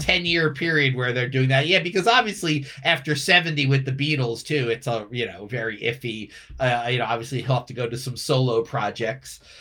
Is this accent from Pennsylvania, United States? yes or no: yes; Philadelphia, Pennsylvania, United States; I grew up in Philly with the rock stations there